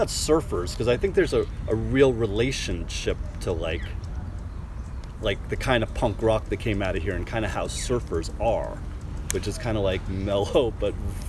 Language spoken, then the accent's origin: English; New Jersey, United States; Because I was even from New Jersey, a suburb of New York